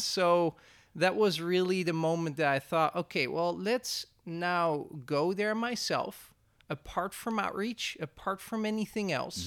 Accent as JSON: {"language": "English", "country": "Netherlands", "moved": "as an adult", "lives_now": "Oroville, United States", "said": "I'm from the Netherlands."}